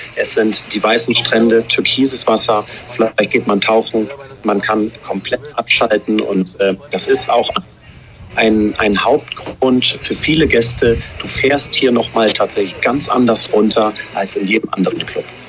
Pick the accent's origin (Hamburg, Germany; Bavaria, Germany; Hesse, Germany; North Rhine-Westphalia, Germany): Hamburg, Germany; moved away as an adult; also born or lived in Cologne; now in Noonu, Maldives; geboren in Hamburg, in Schnelsen, Fußballfan auch, ja, am Millantor groß geworden